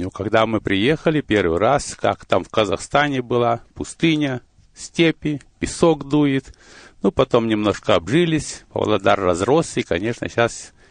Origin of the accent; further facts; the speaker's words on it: Chelyabinsk Oblast, Russia; born there; Но я родился в России, в Челябинской области, Миасский район, там были золотые прииски.